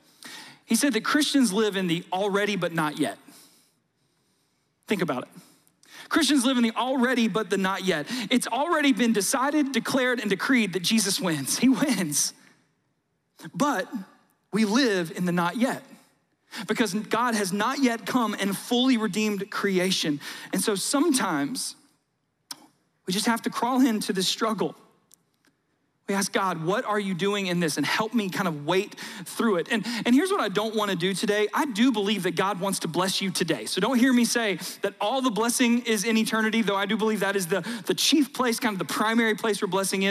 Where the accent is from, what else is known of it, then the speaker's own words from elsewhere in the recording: South Georgia, United States; I grew up in South Georgia